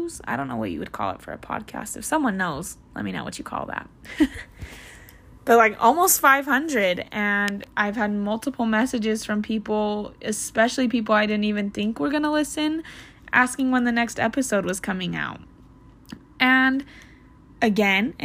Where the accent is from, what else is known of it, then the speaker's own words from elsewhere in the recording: Salt Lake City, Utah, United States; I am from Salt Lake City, Utah